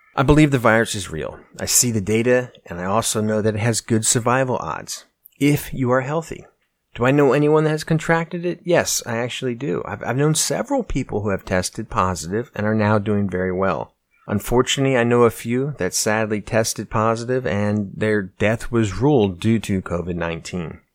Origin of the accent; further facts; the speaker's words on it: United States; As an American